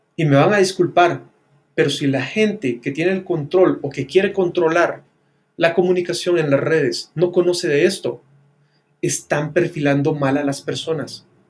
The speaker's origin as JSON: {"language": "Spanish", "country": "Guatemala", "said": "las personas que estábamos viviendo dentro de Guatemala"}